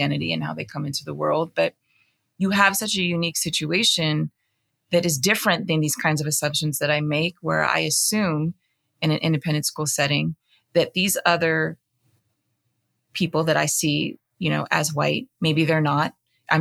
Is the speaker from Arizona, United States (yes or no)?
yes; Arizona, United States; being Black, Filipino, growing up in Arizona